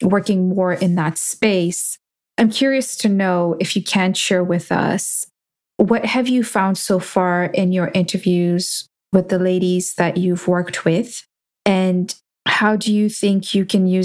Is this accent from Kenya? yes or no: yes; Kenya; now in United States; I grew up in Kenya